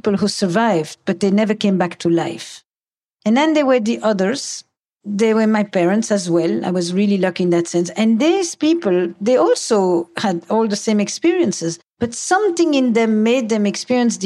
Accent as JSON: {"language": "English", "town": "Antwerp", "region": "Flanders", "country": "Belgium", "said": "I come from Antwerp"}